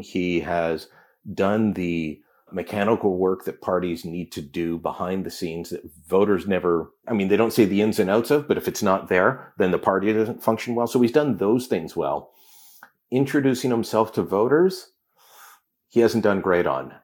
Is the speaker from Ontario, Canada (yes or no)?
yes; Hamilton, Ontario, Canada; when I was growing up in Hamilton